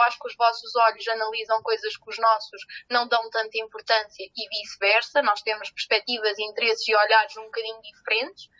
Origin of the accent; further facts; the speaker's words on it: Salamanca, Castile and León, Spain; Portuguese is a second language; now in Coimbra, Portugal; eu não sou portuguesa, eu não sou de Coimbra, eu nasci em Salamanca e de repente vim cá parar